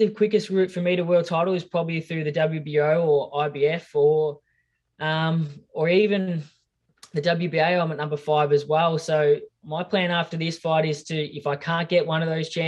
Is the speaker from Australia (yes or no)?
yes; Australia; my hometown and my friends and family here in Australia.